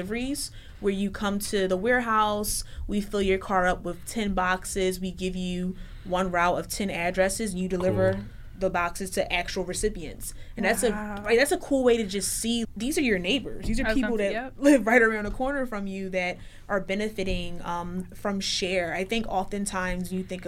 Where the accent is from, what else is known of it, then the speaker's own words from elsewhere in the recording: Philadelphia, Pennsylvania, United States; I'm from West Philly